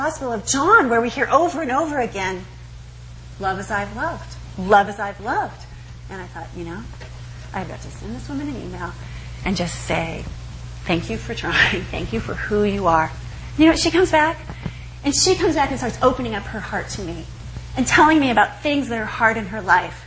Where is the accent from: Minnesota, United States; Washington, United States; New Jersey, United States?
Washington, United States; Eastern; I grew up in Eastern Washington